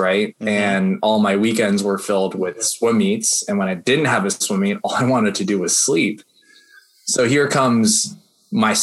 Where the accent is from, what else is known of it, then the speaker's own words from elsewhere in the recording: New Jersey suburbs, United States; I grew up in the Jersey suburbs